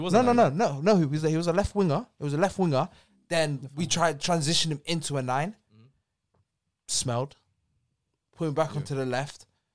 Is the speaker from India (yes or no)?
no; England, United Kingdom; accent: English; they hear my English accent